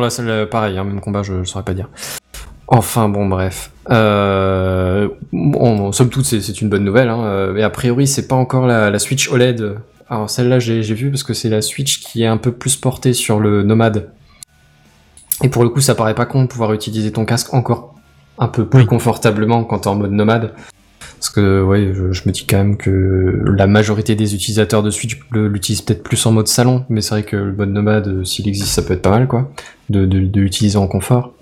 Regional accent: France; chez nous en France

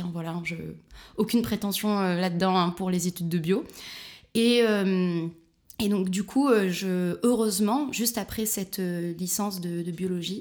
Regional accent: near Marseille, Provence-Alpes-Côte d'Azur, France; moved away as an adult; also born or lived in Barcelona, Spain; now in Berlin, Germany; Je viens du sud de la France, près de Marseille.

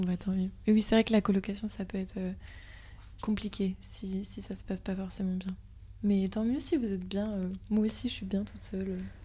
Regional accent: Brittany, France; je viens de Bretagne

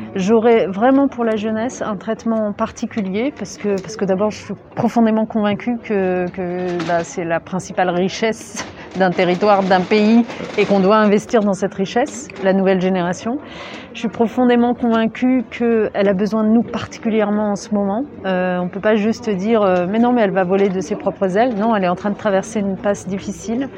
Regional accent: Lyon, Auvergne-Rhône-Alpes, France; je suis lyonnaise à la base

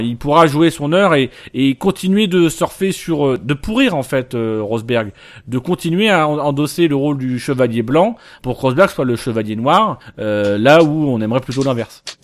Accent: Normandy, France; nous on est originaire de Normandie

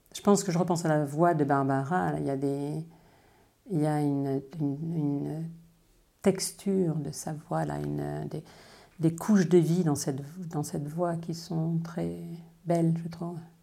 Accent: Dordogne, Nouvelle-Aquitaine, France; also born or lived in China / Paris; now in Rennes, France; Je suis née en Dordogne, mais je vis en Bretagne depuis mon retour de Chine en 89

